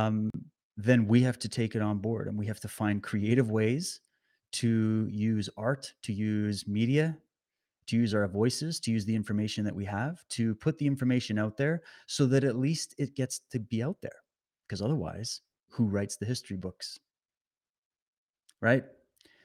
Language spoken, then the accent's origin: English; Canada; also born or lived in British Columbia; live out in British Columbia, beautiful British Columbia. Born and raised in Canada.